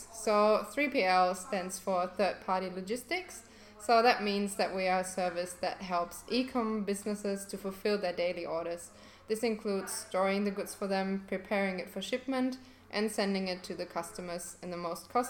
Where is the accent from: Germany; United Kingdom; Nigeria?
Germany; English is a second language; now in Perth, Australia; And originally I came to Perth from Germany 3 years ago